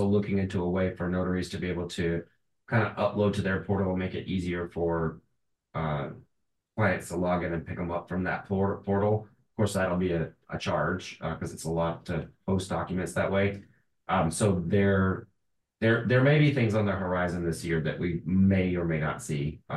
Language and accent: English; LaGrange, Georgia, United States; I'm from LaGrange, Georgia